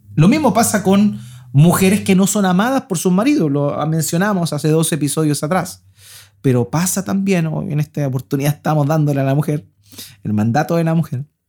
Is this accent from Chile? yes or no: yes; Concepción, Biobío, Chile; now in Antofagasta, Chile; nosotros venimos del sur. Mi esposa es sosornina, yo soy de Concepción, y allá sí que llovía